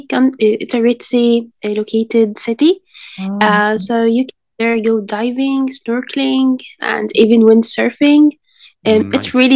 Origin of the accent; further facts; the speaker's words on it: Egypt; I'm from Egypt.